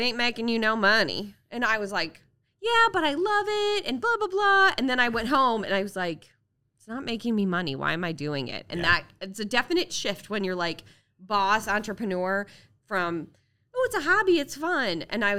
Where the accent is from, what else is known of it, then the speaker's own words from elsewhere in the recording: Iowa, United States; moved away as an adult; now in Cincinnati, United States; And then when I moved to Cincinnati from Iowa almost 20 years ago, I didn't know anybody except my boss